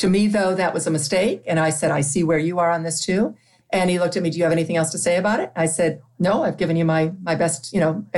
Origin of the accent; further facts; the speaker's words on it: Toledo, Ohio, United States; moved away as an adult; a girl growing up in Toledo